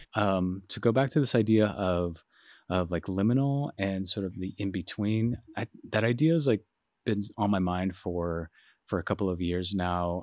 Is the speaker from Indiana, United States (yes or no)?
no; Phoenix, Arizona, United States; moved away as an adult; also born or lived in Rochester, New York; I'm from Phoenix, Arizona